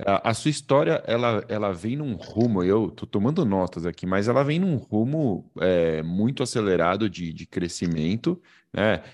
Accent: Brazil; accent: Brazilian; eu falo como brasileiro

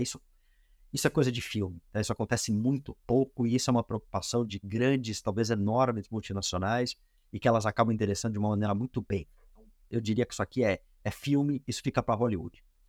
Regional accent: Brazil

